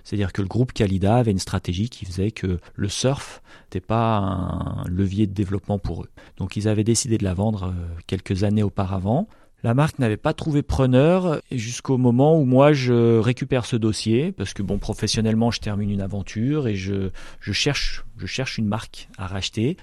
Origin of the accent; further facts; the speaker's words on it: the Alps, France; moved away as an adult; also born or lived in south-west France; j'ai grandi dans les Alpes